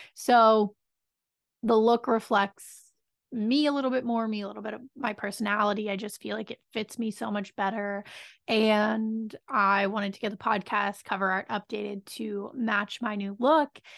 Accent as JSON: {"language": "English", "region": "Pennsylvania", "country": "United States", "said": "I'm from Pennsylvania."}